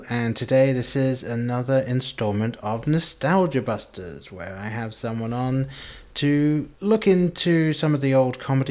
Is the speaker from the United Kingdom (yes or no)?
yes; England, United Kingdom; moved away; I grew up in England